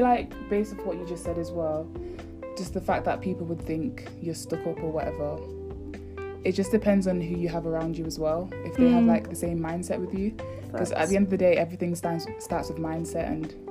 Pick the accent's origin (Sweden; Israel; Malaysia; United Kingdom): United Kingdom; Manchester, North West England; from Manchester, and yeah, I'm happy to be here.